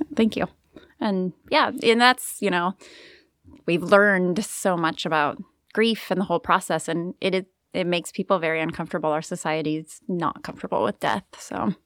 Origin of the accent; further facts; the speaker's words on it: Kent, Washington, United States; moved away; we grew up in Kent, Washington, just a few hours north.